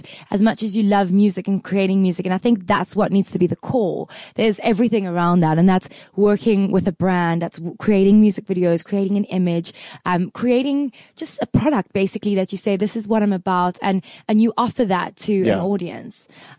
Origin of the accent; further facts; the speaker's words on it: South Africa; I'm just a South African white girl